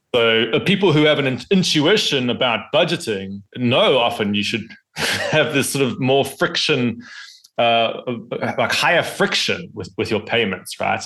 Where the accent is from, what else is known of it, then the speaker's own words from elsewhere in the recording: South Africa; my home country of South Africa